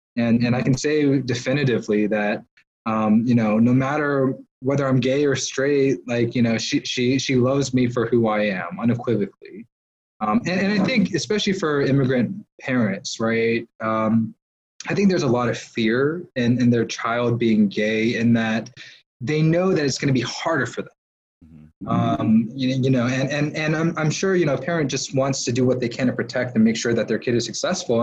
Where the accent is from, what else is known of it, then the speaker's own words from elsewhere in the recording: Georgia, United States; being born and raised in Georgia and living here for most of my life.